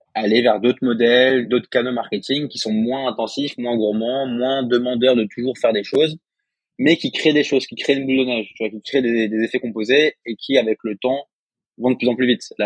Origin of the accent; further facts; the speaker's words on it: Alsace, Grand Est, France; moi, je suis alsacien